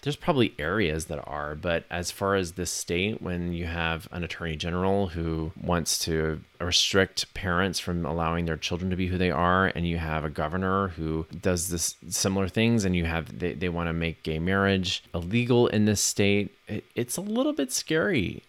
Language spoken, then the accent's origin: English; Texas, United States; the ignorance and bigotry that I grew up with here in Texas